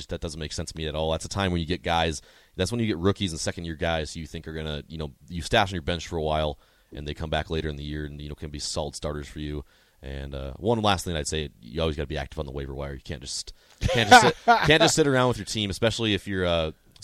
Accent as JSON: {"language": "English", "region": "North Dakota", "country": "United States", "tie": "born or raised there", "said": "growing up in North Dakota"}